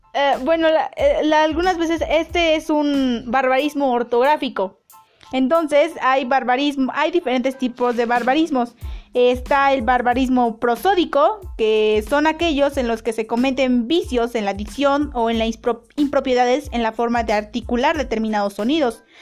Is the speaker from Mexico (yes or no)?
yes; Mexico; Los mexicanos no somos